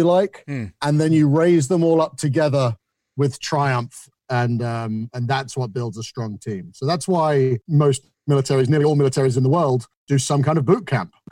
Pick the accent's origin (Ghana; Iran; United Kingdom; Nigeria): United Kingdom; Isle of Wight, South East England; moved away as an adult; also born or lived in United Arab Emirates; now in United States; I grew up on the Isle of Wight